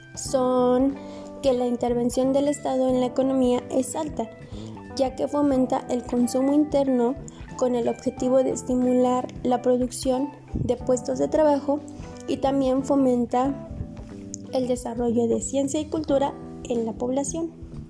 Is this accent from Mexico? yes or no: yes; Mexico; mi país, en México